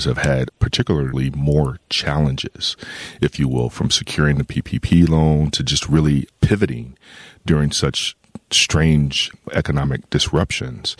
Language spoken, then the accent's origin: English; Midwest, United States; as a Midwesterner